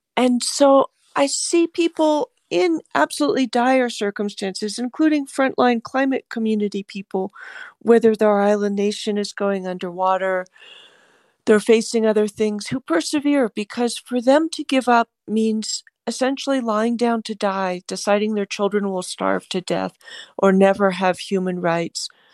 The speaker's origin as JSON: {"language": "English", "region": "California", "country": "United States", "said": "I'm a Californian"}